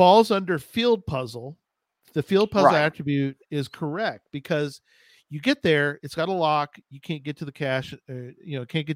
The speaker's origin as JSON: {"language": "English", "region": "Texas", "country": "United States", "said": "I'm from Texas"}